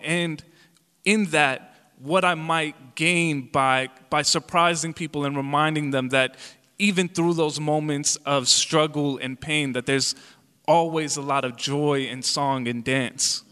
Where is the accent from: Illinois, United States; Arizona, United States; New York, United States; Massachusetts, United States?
Illinois, United States; Calumet City; English is a second language; I grew up in Calumet City, Illinois, in the south suburbs of Chicago